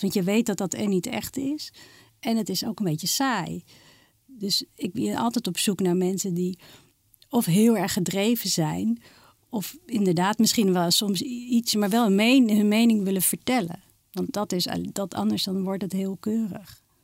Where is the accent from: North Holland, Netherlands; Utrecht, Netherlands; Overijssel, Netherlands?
North Holland, Netherlands; Amsterdam; ik ben geboren getogen in Amsterdam.